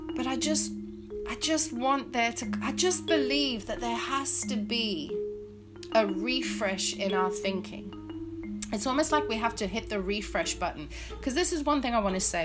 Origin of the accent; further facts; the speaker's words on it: Zimbabwe; moved away; the amazing education system that I grew up in in, in Zimbabwe